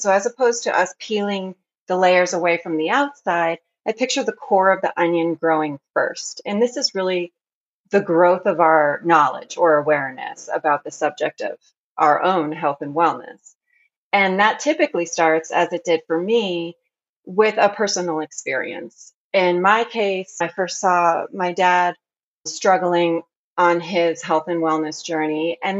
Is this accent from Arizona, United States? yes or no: yes; Arizona, United States; born there; also born or lived in France; now in Oregon, United States; I am living currently in Oregon, but I was born in Arizona. And in between those two states, I lived in France for a period of time.